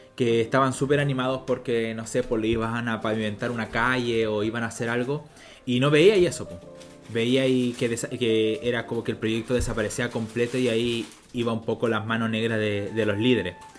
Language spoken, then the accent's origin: Spanish; Chile; also born or lived in Paraguay; nosotros como país